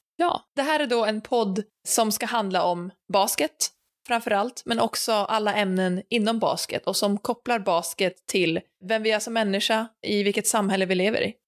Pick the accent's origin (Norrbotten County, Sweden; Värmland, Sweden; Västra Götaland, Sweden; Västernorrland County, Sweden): Norrbotten County, Sweden; Luleå; also born or lived in United States / Spain; jag är född och uppvuxen i Lule